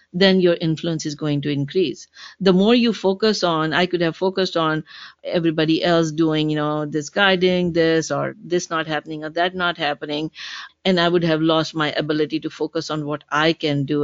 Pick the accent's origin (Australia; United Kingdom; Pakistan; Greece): Pakistan; now in Seattle, United States; a 19 year old Pakistani girl.